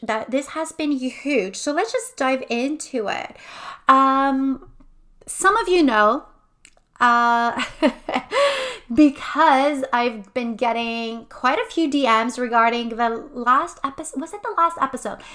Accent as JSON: {"language": "English", "town": "Montreal", "region": "Quebec", "country": "Canada", "tie": "born or raised there", "moved": "as an adult", "lives_now": "Quebec City, Canada", "said": "I'm originally from Montreal. My family is from Montreal. I've lived there my entire life"}